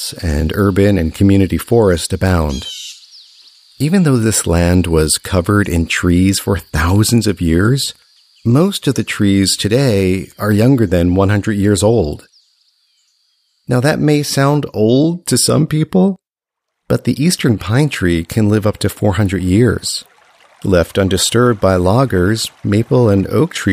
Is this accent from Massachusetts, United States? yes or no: no; Catskill Mountains, New York, United States; I grew up in the Catskill Mountains in the U.S. state of New York